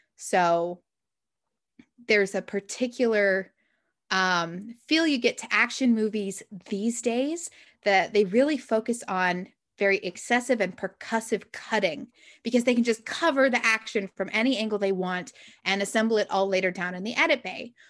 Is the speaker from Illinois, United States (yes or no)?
no; Utah, United States; moved away; there's a writers conference I go to every year in Utah, which is where I grew up